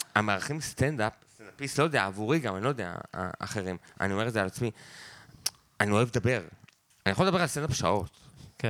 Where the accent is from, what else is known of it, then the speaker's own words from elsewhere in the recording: Beit Zera, Northern District, Israel; גדלתי איתו בקיבוץ, כאילו כילד חוץ